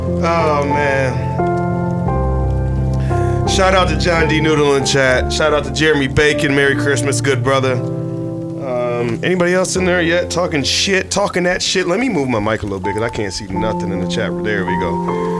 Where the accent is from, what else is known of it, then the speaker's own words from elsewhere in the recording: Michigan, United States; now in Arizona, United States; I'm from Michigan.